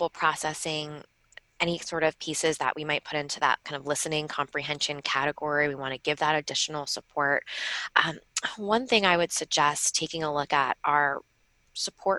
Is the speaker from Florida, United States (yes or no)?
no; Long Island, New York, United States; I'm from Long Island, so sometimes I get my vowels a little, you know, a little different